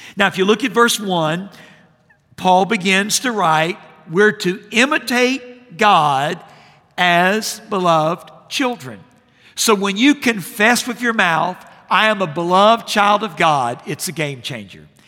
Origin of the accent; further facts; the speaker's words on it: Jacksonville, Florida, United States; I grew up in Jacksonville, Florida, and the pastor that I had as a boy